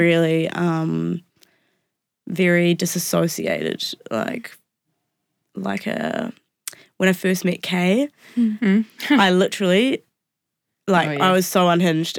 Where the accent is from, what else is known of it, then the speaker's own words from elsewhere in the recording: Wairarapa, Wellington, New Zealand; I grew up in the Wairarapa